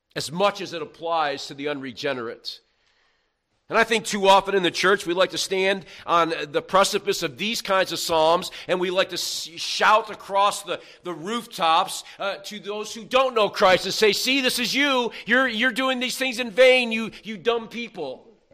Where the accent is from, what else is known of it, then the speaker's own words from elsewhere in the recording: New York, United States; I'm from New York